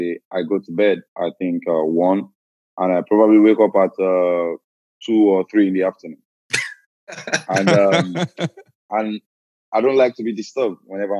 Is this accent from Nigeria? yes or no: yes; Southwest Nigeria, Nigeria; But in Nigeria, I think a lot of people like this food, and me, I'm not a Yoruba, but I grew up in Yoruba land, so I'm used to this food